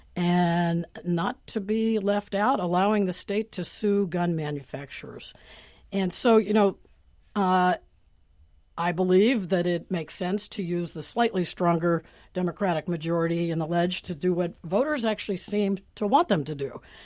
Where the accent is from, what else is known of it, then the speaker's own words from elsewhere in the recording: Pittsburgh, Pennsylvania, United States; now in Seattle, United States; Pittsburgh, where I come from